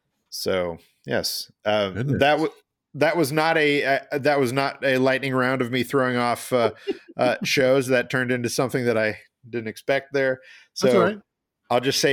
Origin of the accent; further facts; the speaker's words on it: Illinois, United States; I was a kid growing up in Illinois in the 90s when this was happening.